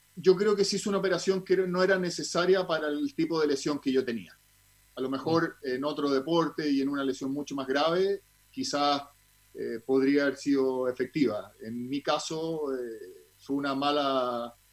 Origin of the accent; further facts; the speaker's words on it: Santiago, Santiago Metropolitan Region, Chile; also born or lived in Zurich, Switzerland / Puerto Rico; salí goleador de todas las categorías de fútbol infantil a nivel amateur de todo Santiago